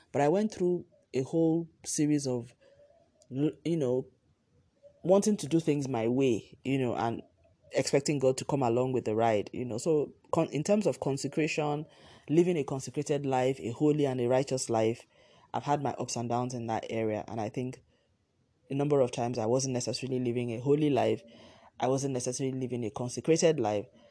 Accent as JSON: {"language": "English", "country": "Nigeria", "said": "my home country, Nigeria"}